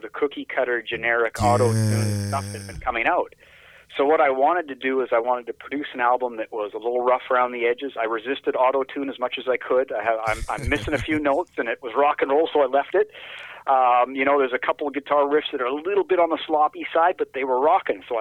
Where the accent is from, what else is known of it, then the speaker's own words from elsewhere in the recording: Canada; growing up in Canada